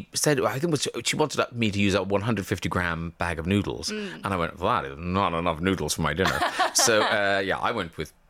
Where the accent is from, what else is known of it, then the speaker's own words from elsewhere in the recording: Ireland; growing up in Ireland